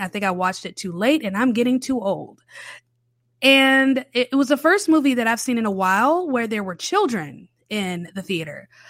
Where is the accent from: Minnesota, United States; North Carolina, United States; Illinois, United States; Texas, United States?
North Carolina, United States; Charlotte; moved away as an adult; now in New Orleans, United States; raised in the city of Charlotte in North Carolina